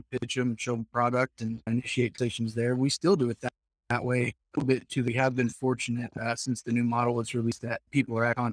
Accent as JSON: {"language": "English", "region": "Southern Iowa", "country": "United States", "said": "I'm from Southern Iowa"}